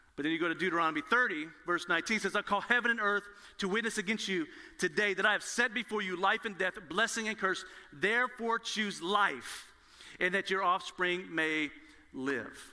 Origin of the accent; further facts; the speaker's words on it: Nashville, Tennessee, United States; I was born in Nashville, Tennessee, where Lifeway, the Southern Baptist Convention is located, there's a church on every corner